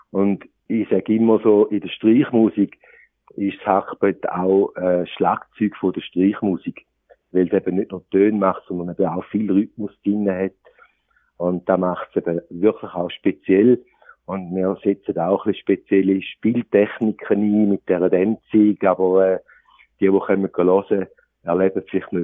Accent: Appenzell, Switzerland; Also, meine Angelege ist eine Appenzellertracht, als Appenzeller. Ich bin wirklich ein Appenzeller. Vorne ab und hinten ab.

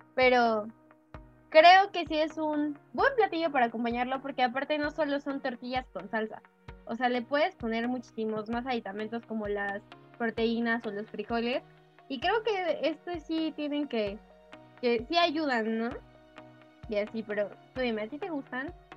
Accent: Mexico; como los mexicanos

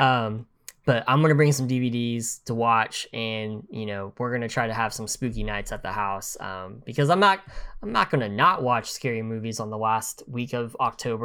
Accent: United States; as an American

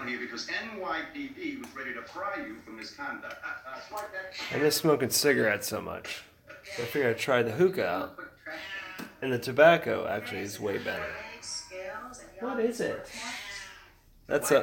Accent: Sarasota, Florida, United States; I grew up in Sarasota

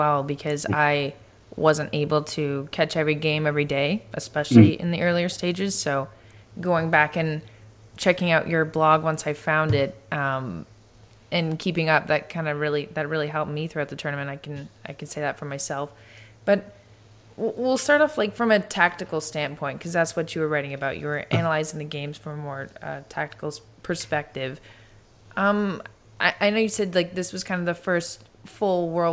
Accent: Canada; I'm Canadian

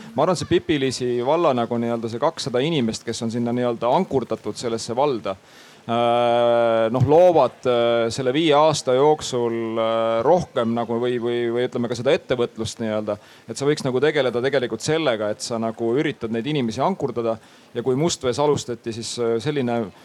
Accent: Põltsamaa Parish, Jõgeva County, Estonia; now in Tallinn, Estonia; mina ise olen Jõgevamaalt pärit et äh, Põltsamaa vallast

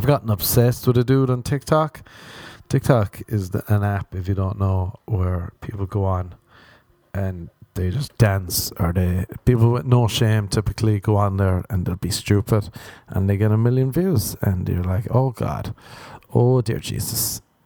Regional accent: Ireland; growing up in Ireland

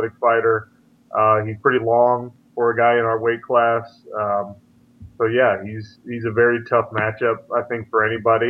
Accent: Sandy, Utah, United States; Growing up in Salt Lake City, Utah, a suburb called Sandy

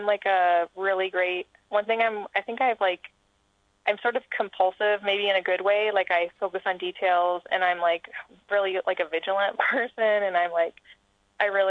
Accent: Virginia, United States; I'm from Virginia

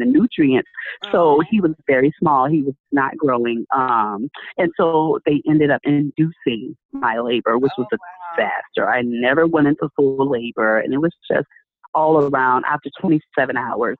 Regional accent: Tampa, Florida, United States; moved away as an adult; now in Orlando, United States; I left my home city. So I'm from Tampa. And I moved over here to Orlando

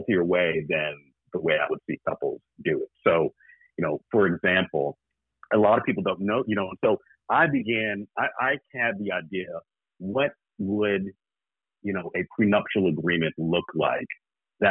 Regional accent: the South, United States; I'm from the South

